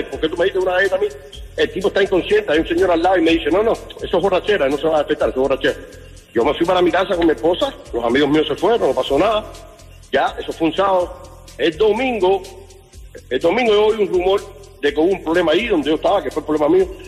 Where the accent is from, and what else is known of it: Pinar del Río, Cuba